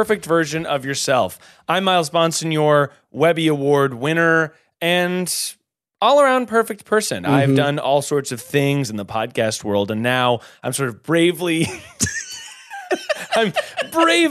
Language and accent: English; North Carolina, United States; Born and bred in North Carolina